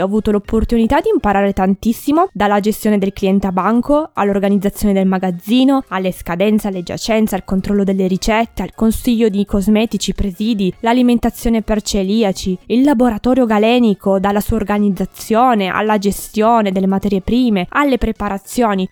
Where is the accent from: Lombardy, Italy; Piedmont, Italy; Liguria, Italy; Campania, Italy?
Piedmont, Italy; a town in the province of Turin; nel mio paese in cui sono nata